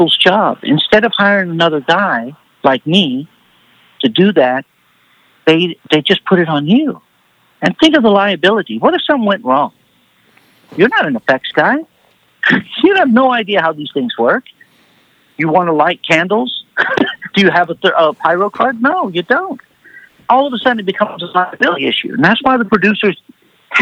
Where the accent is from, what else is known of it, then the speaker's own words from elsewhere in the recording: Huntsville, Texas, United States; moved away as an adult; now in Los Angeles, United States; I'm from Huntsville, so I'm outside. I'm 50, 60 miles north of Houston